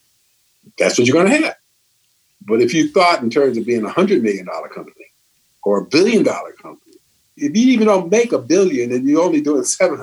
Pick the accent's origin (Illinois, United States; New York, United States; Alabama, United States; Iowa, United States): Illinois, United States; Chicago; I'm from Chicago